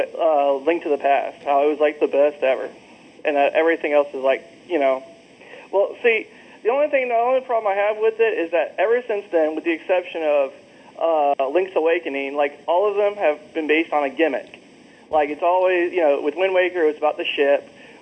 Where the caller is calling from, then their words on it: Jacksonville, Florida, United States; I'm calling from Jacksonville, Florida.